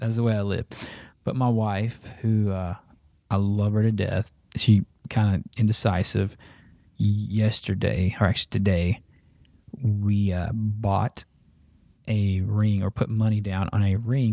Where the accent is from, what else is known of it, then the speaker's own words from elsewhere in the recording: Lurton, Arkansas, United States; also born or lived in Russellville, Arkansas / Dover, Arkansas; we moved to uh, Lurton, Arkansas, rural Arkansas